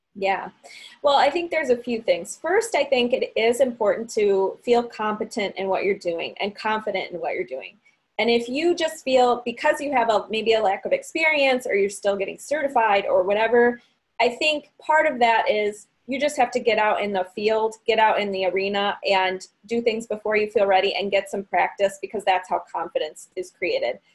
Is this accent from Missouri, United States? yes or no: no; Barrington, Illinois, United States; I am from Barrington, Illinois, which is a northwest suburb in Illinois uh, about 45 minutes away from Chicago.